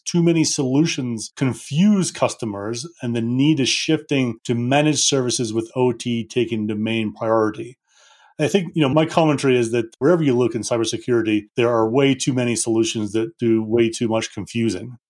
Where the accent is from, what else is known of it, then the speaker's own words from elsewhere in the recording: United Kingdom; now in Denver, United States; Being a Brit